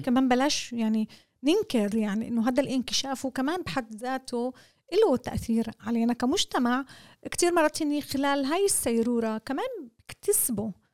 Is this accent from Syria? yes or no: no; Israel; احنا كأقلية فلسطينية